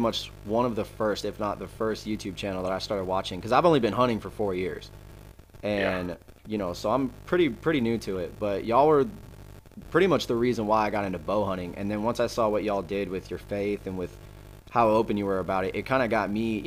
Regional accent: Gwinnett County, Georgia, United States; I grew up in Gwinnett County

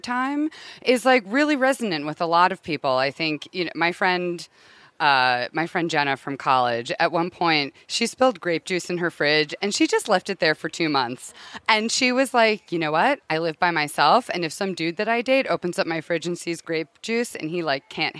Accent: Connecticut, United States; now in Los Angeles, United States; I'm from Connecticut, but I live in LA.

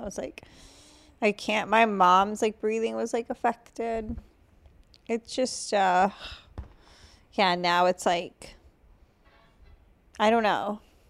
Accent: Massachusetts, United States

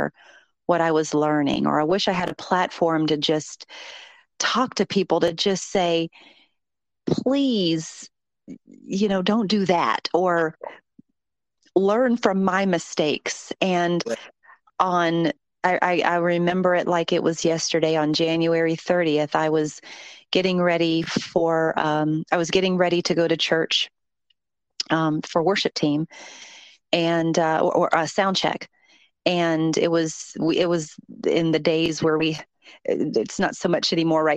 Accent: Columbus, Ohio, United States; now in Atlanta, United States; So I am originally from Columbus, Ohio, but I've been here 32 years, 33 years next year

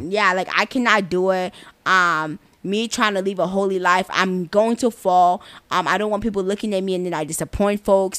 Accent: Nigeria; I am Nigerian, the best country in Africa

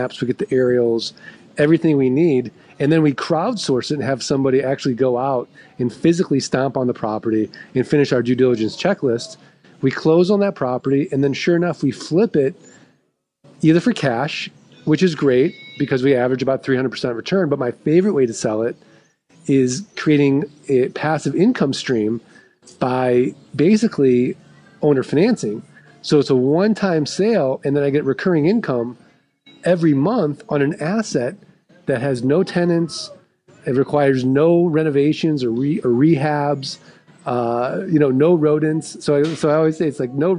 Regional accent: St. Louis, Missouri, United States; I'm from St. Louis, like we're the show me state

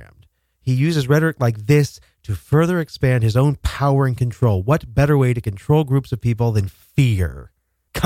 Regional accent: United States; we Americans

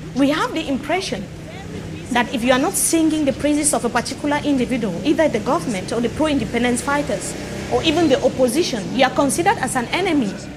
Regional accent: Liberia; growing up in Liberia, I grew up in a time when the country was going through a lot of crisis

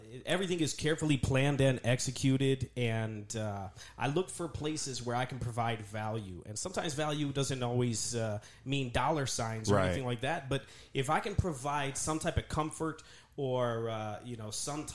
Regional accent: Detroit, Michigan, United States; moved away as an adult; now in El Paso, United States; I was from Southwest Detroit.

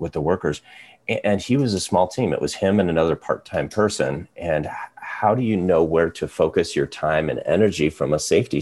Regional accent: Eastern Iowa, United States; also born or lived in Ankeny, Iowa; I'm an Iowa guy through and through. So I grew up in Eastern Iowa, went to UNI

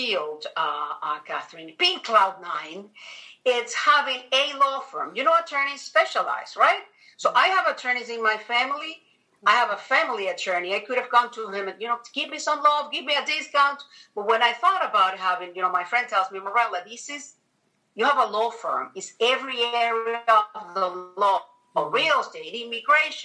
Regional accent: Venezuela; moved away as an adult; now in United States; I'm originally from Venezuela, South America

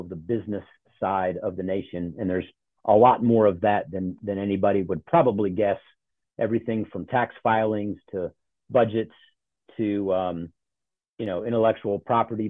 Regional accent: Charlotte, North Carolina, United States; also born or lived in Ohio; I grew up in Charlotte. So I claim the South.

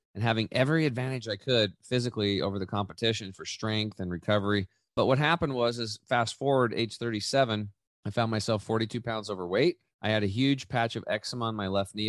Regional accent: Eastern Oregon, United States; I grew up in Eastern Oregon. I'm back home now

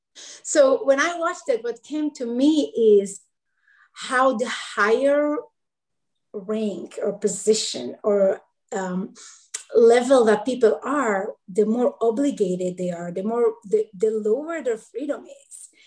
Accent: Israel; now in Charlotte, United States; I live in Charlotte, North Carolina. I'm originally from Israel.

